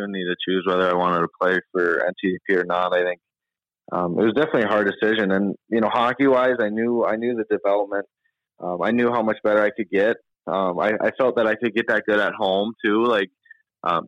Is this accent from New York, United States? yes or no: no; Minnesota, United States; moved away; also born or lived in Michigan; growing up in Minnesota, I was a big Wild fan growing up, and then once I moved to Michigan